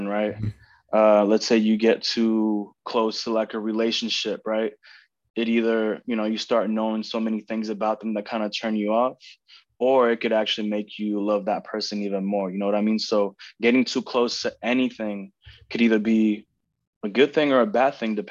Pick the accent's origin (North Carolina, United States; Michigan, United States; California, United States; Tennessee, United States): California, United States; Oakland; also born or lived in Tracy, California; I was born and raised in Oakland.